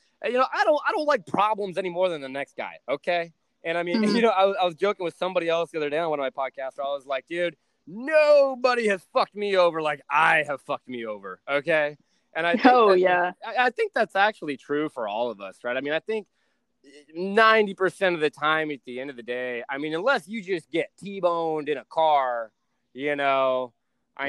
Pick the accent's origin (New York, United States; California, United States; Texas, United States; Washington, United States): Texas, United States; I'm from Texas